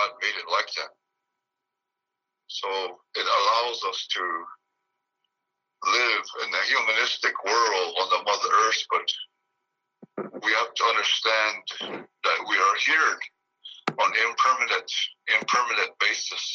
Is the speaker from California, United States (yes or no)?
no; Pine Ridge Indian Reservation, South Dakota, United States; I'm from the Pine Ridge Indian Reservation in the state of South Dakota